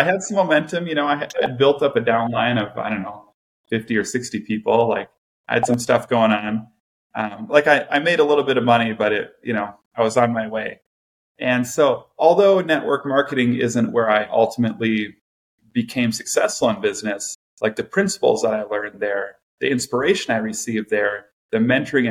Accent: Farmington, Minnesota, United States; also born or lived in New Ulm, Minnesota; I was born in Minnesota. Grew up in a small town called New Ulm, Minnesota, a little German town. And in the third grade, we moved up to the Twin Cities because my dad got a job up in the cities. So we moved up to Farmington, Minnesota

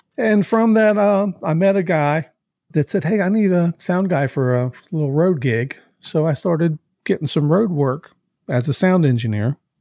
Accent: Baltimore, Maryland, United States; moved away; also born or lived in Nashville; I'm from Baltimore, Maryland

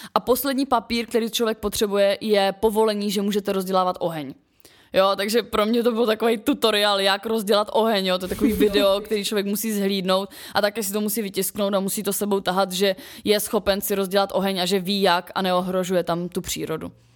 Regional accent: Ostrava, Moravian-Silesian Region, Czechia; jak jsem jako ještě z Ostravy

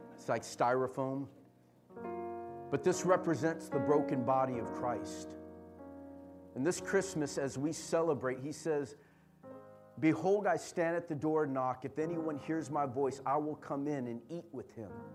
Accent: San Jose, California, United States; we're from San Jose.

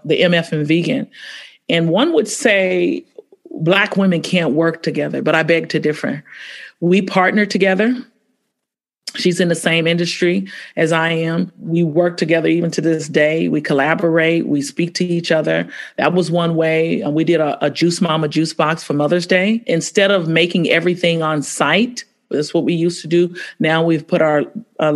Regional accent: San Francisco, California, United States; also born or lived in Oakland; I was born and raised in San Francisco

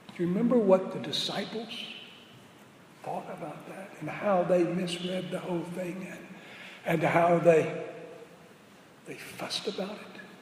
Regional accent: New Orleans, Louisiana, United States; moved away; we're both from New Orleans. I was still in New Orleans or in the New Orleans environs.

